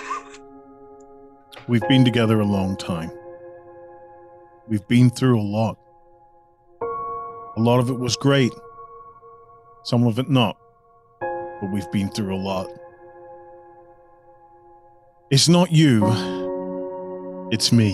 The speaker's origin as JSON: {"language": "English", "country": "Ireland", "said": "I'm Irish"}